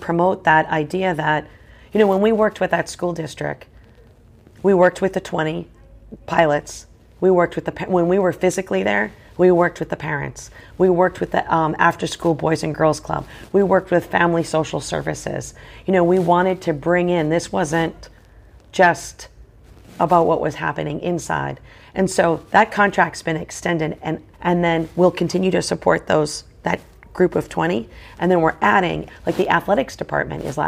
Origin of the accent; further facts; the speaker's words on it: Boston, Massachusetts, United States; I'm from Boston, so I love the Red Sox